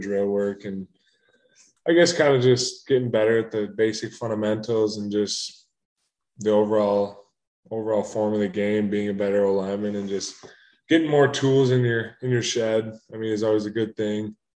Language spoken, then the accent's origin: English; Minnesota, United States; moved away; growing up in Minnesota, I mean, I'm an hour and a half from the Twin Cities